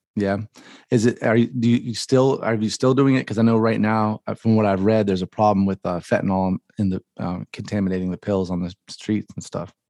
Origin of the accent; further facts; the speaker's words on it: the South, United States; I'm from the South